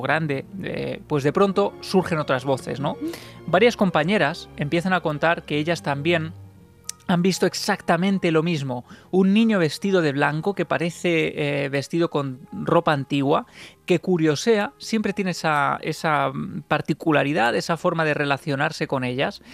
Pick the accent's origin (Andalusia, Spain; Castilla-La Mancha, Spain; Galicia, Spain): Castilla-La Mancha, Spain; Ciudad Real; yo soy de Ciudad Real